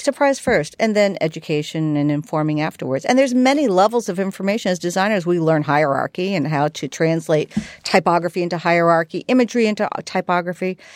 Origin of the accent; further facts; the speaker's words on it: New York, United States; moved away as an adult; now in San Francisco, United States; growing up in New York